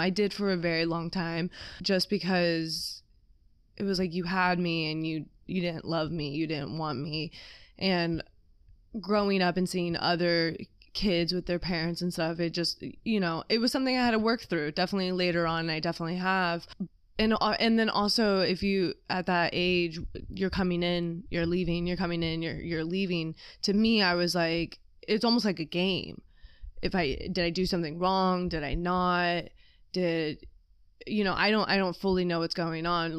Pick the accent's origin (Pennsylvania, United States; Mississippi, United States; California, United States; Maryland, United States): California, United States; born or raised there; also born or lived in Ohio / Chicago